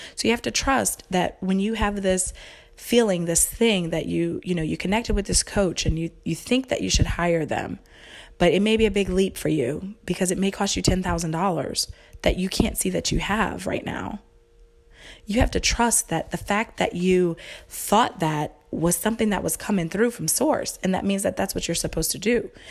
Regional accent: the South, United States; I was raised in the South, so super, you know, Bible Belt, religious

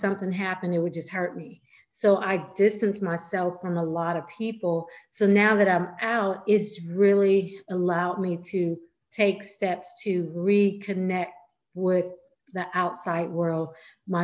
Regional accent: California, United States; I'm from California

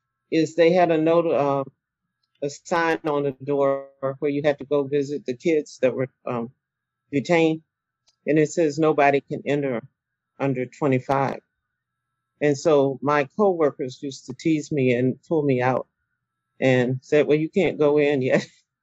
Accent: Simpsonville, South Carolina, United States; born there; I was born in Simpsonville, South Carolina. And just recently found out that there was a school named after one of my relatives there.

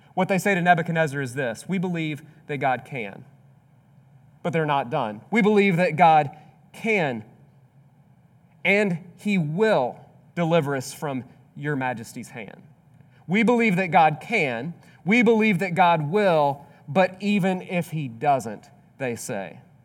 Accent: Mississippi, United States; I grew up in Mississippi

